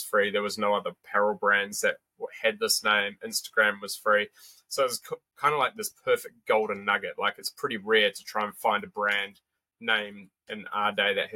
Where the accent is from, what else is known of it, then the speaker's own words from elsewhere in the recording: New Zealand; moved away as an adult; also born or lived in Sydney; I grew up in New Zealand